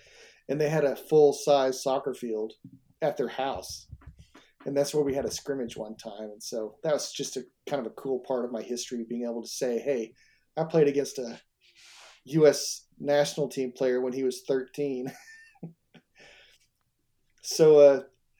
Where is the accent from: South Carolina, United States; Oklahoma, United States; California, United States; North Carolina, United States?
Oklahoma, United States; Tulsa; I grew up in Tulsa, Oklahoma